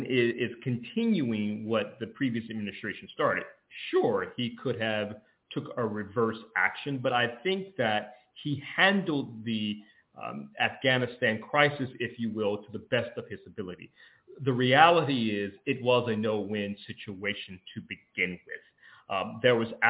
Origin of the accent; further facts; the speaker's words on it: Georgia, United States; my home state of Georgia